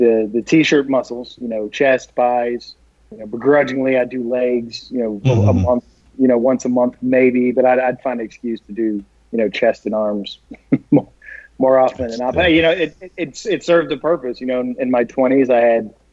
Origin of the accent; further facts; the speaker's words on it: Texas, United States; also born or lived in Colorado; I was born in Colorado and then raised in Texas